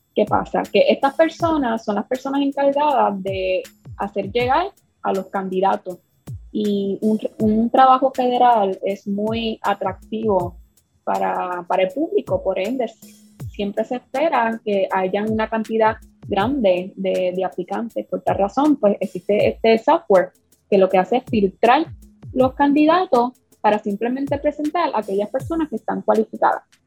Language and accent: Spanish; Puerto Rico; yo soy puertorriqueña